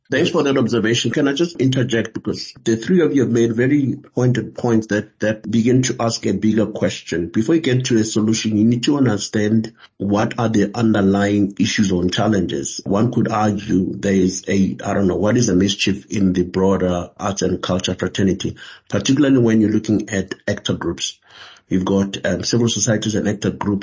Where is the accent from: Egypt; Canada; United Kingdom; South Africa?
South Africa; being a South African